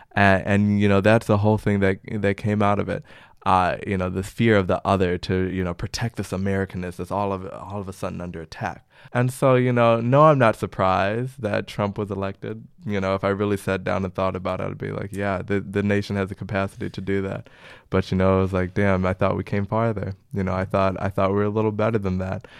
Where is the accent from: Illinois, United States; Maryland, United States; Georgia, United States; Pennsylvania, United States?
Illinois, United States; Chicago; moved away as an adult; now in Amsterdam, Netherlands; I hail from Chicago, the windy city